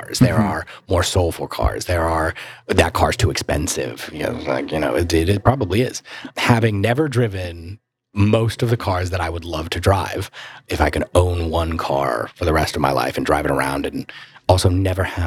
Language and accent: English; Mooresville, North Carolina, United States; growing up in Mooresville, you're surrounded by cars